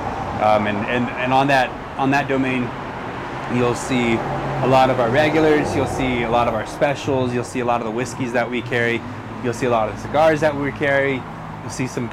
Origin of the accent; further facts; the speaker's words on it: El Paso, Texas, United States; also born or lived in Orange County, California / Guantanamo Bay, Cuba / Annapolis, Maryland; I was born, I wasn't born, but I was raised in El Paso